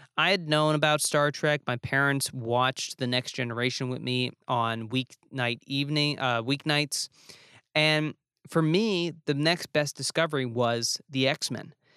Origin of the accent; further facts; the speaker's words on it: New Jersey, United States; also born or lived in New York; as a northerner, as a kid from New Jersey and New York